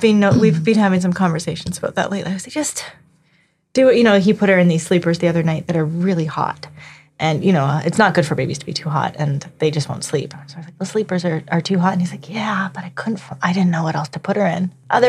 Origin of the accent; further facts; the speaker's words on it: Canada; moved away; I'm Canadian.